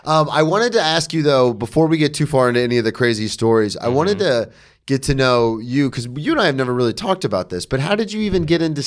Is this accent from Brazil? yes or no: no; the South, United States; Yeah, because we're from the South.